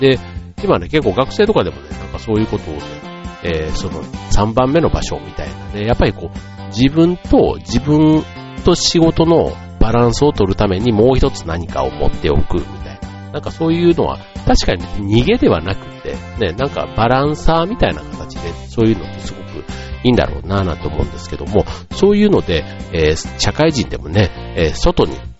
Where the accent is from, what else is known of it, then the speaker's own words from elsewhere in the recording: Kansai, Japan; now in Chiba, Japan; 僕で言ったら関西出身で